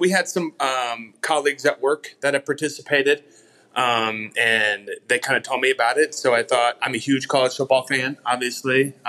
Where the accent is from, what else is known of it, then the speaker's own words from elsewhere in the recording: Omaha, Nebraska, United States; now in Colorado, United States; I'm in Colorado now, but from Omaha originally.